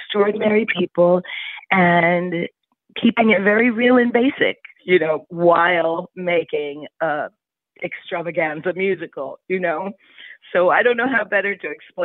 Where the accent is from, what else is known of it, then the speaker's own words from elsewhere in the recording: New York City, New York, United States; I grew up in Greenwich Village, so Halloween is, you know, bigger than Easter